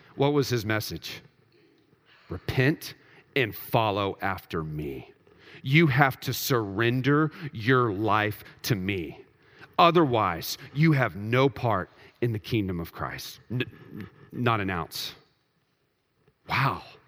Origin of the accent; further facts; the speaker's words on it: Texas, United States; I grew up in Texas